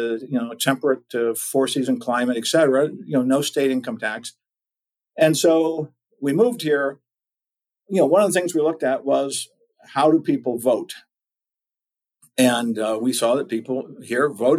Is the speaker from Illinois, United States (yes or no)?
no; Maryland, United States; also born or lived in Southern California / Austin, Texas; now in East Tennessee, United States; I'm from Maryland originally